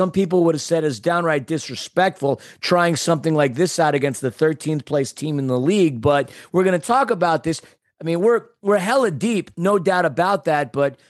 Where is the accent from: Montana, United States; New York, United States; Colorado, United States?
New York, United States; Queens; I don't know. I'm from Queens. What do I know?